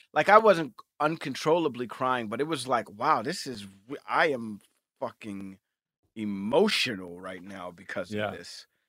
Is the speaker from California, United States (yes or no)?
no; New York City, New York, United States; And I grew up in Times Square. That's my actual neighborhood is Times Square, where I grew up.